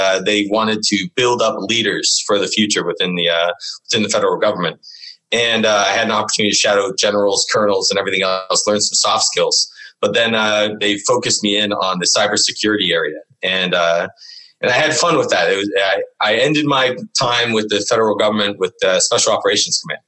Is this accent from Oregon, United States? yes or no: no; Northern California, United States; moved away as an adult; also born or lived in Vermont; now in Boston, United States; I grew up in Northern California, up in the sticks, in the middle of nowhere, right next to the Redwoods